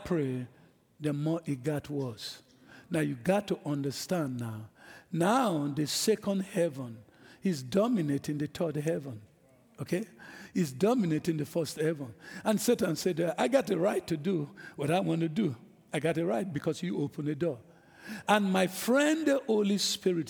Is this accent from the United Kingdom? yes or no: no; Nigeria; moved away; I'm an African. I'm from Nigeria